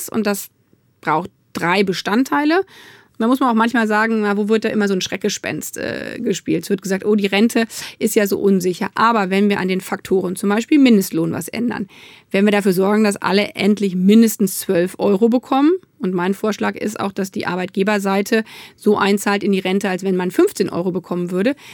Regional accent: Hanover, Lower Saxony, Germany; born there; Hallo nach Hannover, ist ja meine Geburtsstadt.

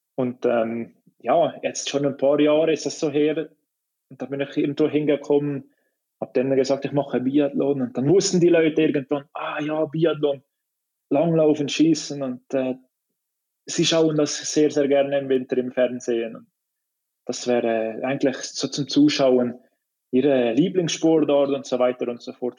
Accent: Switzerland; für mich jetzt als Schweizer

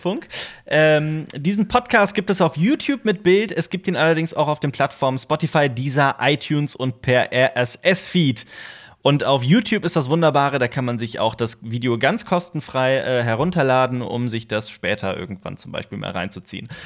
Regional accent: Koblenz, Rhineland-Palatinate, Germany; moved away as an adult; also born or lived in Vienna; Koblenz, meiner Heimatstadt

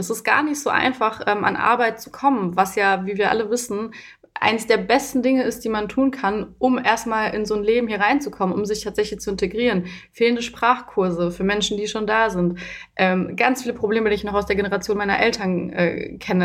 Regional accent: Germany; also born or lived in Romania / Berlin; obwohl ich ja auch schon von klein auf in Deutschland bin

